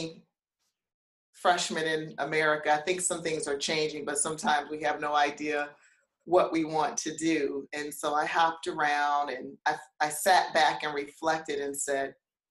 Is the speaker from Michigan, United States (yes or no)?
yes; Detroit, Michigan, United States; moved away as an adult; also born or lived in Cairo, Egypt / Bangkok, Thailand / Chapel Hill, North Carolina; I'm from Detroit, Michigan, born and raised